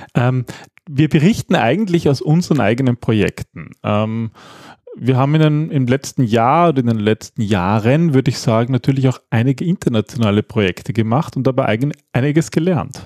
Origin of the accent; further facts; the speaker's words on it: Austria; wir Österreicher